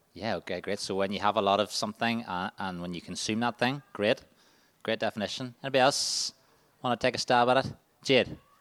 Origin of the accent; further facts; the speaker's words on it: Waringstown, Northern Ireland, United Kingdom; I'm from Waringstown